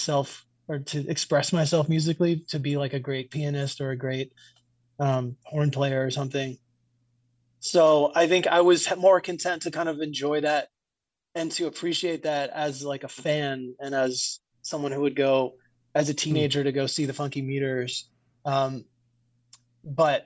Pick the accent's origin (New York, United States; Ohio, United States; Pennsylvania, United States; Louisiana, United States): Louisiana, United States; New Orleans; growing up in New Orleans, that might be your first experience like seeing live music